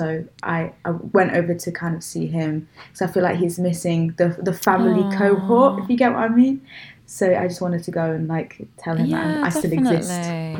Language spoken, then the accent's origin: English; Nottingham, East Midlands, United Kingdom; accent: Midlands; moved away; also born or lived in Bath; I'm from Nottingham, so I'm not too far away.